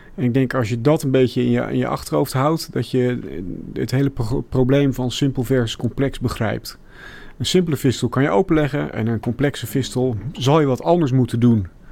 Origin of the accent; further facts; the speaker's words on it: Middelburg, Zeeland, Netherlands; moved away as an adult; also born or lived in Rotterdam / Delft; ik ben opgegroeid in Zeeland, in Middelburg.